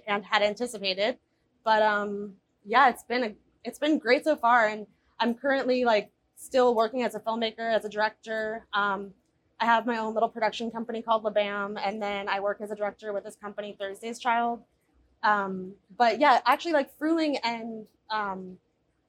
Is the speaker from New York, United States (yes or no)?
yes; New York, United States; moved away; also born or lived in Berlin; growing up in New York